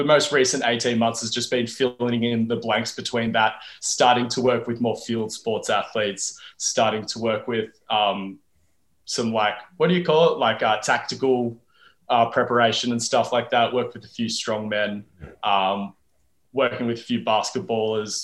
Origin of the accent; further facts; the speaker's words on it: Wollongong, New South Wales, Australia; I'm from Wollongong, which is a bit more regional